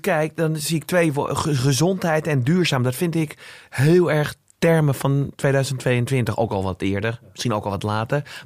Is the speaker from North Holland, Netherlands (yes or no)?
yes; Amsterdam, North Holland, Netherlands; Ik ben geboren in Amsterdam, getogen. Ik ga er nooit meer weg